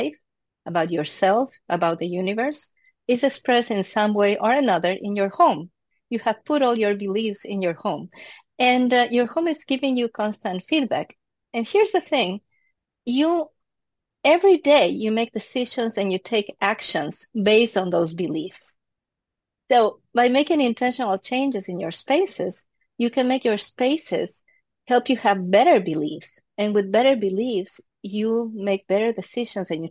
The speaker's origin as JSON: {"language": "English", "town": "Quito", "region": "Pichincha", "country": "Ecuador", "tie": "born or raised there", "moved": "yes", "said": "I was born in Quito, Ecuador"}